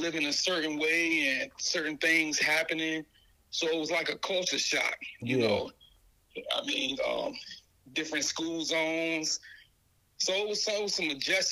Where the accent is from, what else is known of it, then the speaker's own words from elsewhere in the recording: Newport News, Virginia, United States; moved away; my experience growing up in the East End